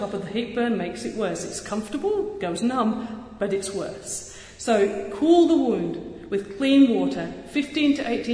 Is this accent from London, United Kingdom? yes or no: no; Yorkshire and the Humber, United Kingdom; accent: Yorkshire; also born or lived in Western Australia; now in Australia